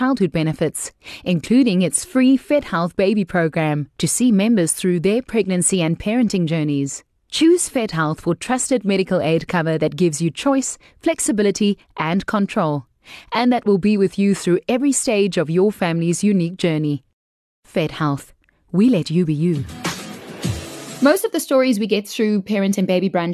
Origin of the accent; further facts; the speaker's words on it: Cape Town, Western Cape, South Africa; now in Gauteng, South Africa; my hometown, Cape Town